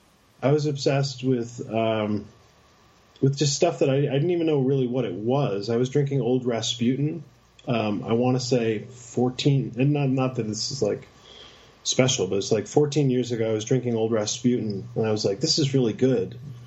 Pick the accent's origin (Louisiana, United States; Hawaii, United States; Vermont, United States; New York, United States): New York, United States; Schenectady; moved away as an adult; also born or lived in Boston; now in Medford, United States; I'm from upstate New York. I'm from from Schenectady outside of Albany. And I came to Boston